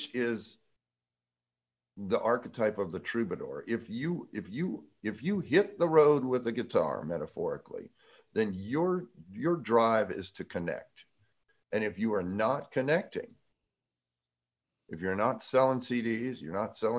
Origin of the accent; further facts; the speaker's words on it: Jacksonville, Florida, United States; I'm from Jacksonville.